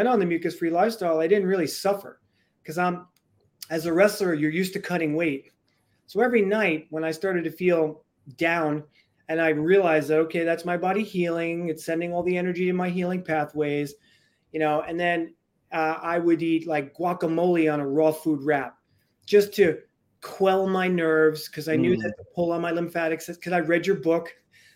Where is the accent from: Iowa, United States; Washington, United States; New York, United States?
New York, United States; New York City; I was born and raised in the Bronx